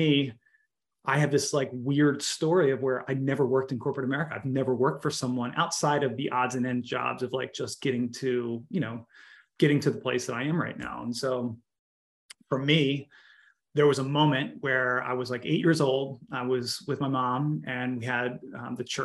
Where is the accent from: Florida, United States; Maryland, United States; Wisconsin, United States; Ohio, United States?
Maryland, United States; Baltimore; I grew up in Baltimore